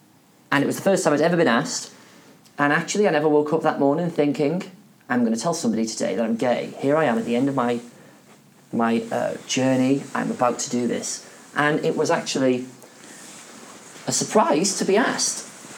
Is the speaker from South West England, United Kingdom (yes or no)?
no; Wales, United Kingdom; And I'm Welsh, they're English.